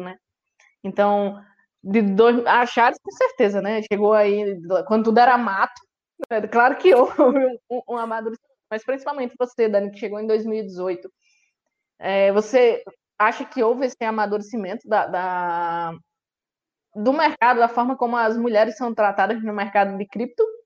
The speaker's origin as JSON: {"language": "Portuguese", "region": "Northeast Region", "country": "Brazil", "said": "eu sou nordestino, sangue é, ferve"}